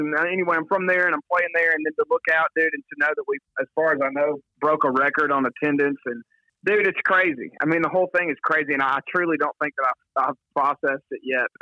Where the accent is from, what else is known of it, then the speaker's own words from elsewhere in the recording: Philadelphia, Mississippi, United States; also born or lived in Bogue Chitto, Mississippi; I would say Philadelphia. I grew up in the county, but I grew up right outside the city limits.